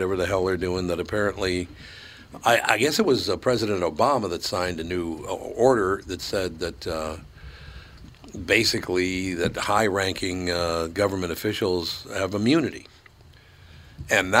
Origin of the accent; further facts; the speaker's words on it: United States; I'm an American